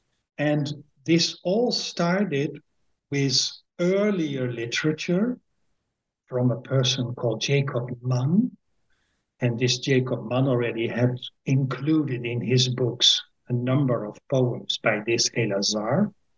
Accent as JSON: {"language": "English", "town": "Winschoten", "region": "Groningen", "country": "Netherlands", "tie": "born there", "second_language": "English", "said": "I am born at the 21st of May, 1954, in a small town called Winschoten, which is in the province of Groningen."}